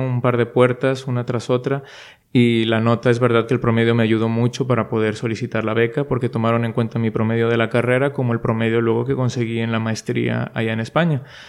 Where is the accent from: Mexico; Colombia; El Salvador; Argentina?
Mexico; Monterrey, Nuevo León; first language Spanish; moved away as an adult; now in Madrid, Spain; los que somos de Monterrey y hemos estado siempre pues en casa de los padres